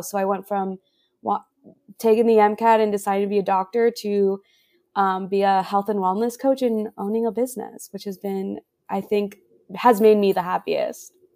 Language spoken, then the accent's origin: English; Miami, Florida, United States; moved away as an adult; also born or lived in Santa Cruz, California / Chicago; I'm from Miami